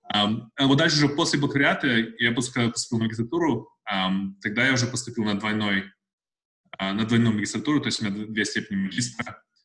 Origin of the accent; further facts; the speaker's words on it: Uralsk, West Kazakhstan Region, Kazakhstan; moved away as an adult; also born or lived in Russia / Almaty / Saint Petersburg / Moscow; now in Australia; вообще я из Казахстана, родился в России, но вырос в Казахстане – а, жил в Уральске до, по 13 лет.